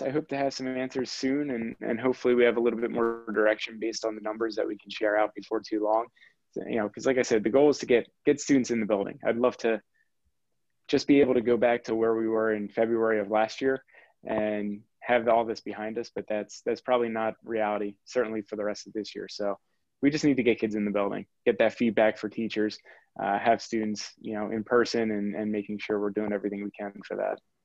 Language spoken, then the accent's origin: English; Quakertown, Pennsylvania, United States; I grew up in Quakertown and wanted to stay local